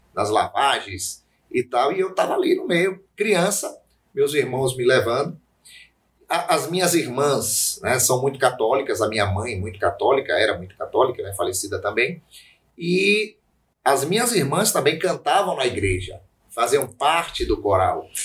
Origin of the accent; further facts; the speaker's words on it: Feira de Santana, Bahia, Brazil; eu sou feirense, né? Eu já nasci em Feira de Santana.